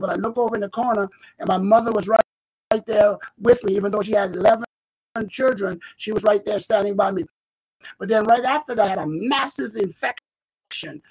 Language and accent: English; South Carolina, United States; moved away as an adult; I relocated mm-hmm. back to beautiful, beautiful South Carolina where I was born